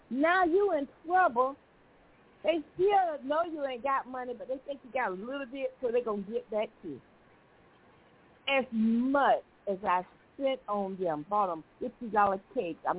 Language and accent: English; Missouri, United States; Because I'm from Missouri, I got to do what I want to do.